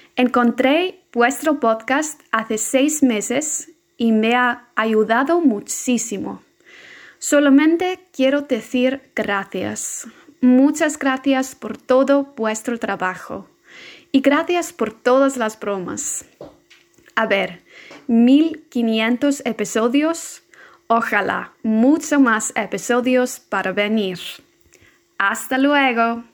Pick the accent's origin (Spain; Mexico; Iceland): Iceland; Spanish is a second language; soy de Islandia